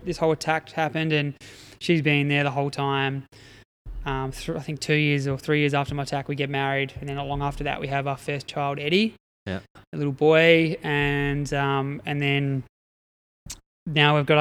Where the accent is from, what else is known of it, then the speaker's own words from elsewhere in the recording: Adelaide Hills, South Australia, Australia; moved away as an adult; also born or lived in Eyre Peninsula; I grew up in the Adelaide Hills